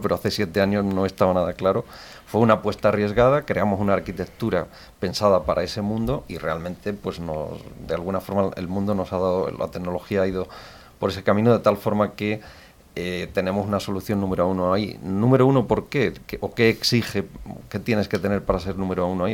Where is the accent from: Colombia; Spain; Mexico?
Spain; Pegalajar, Andalusia; Yo nací en Pegalajar, es un pueblo de, Jaén, de la comarca de Sierra Mágina.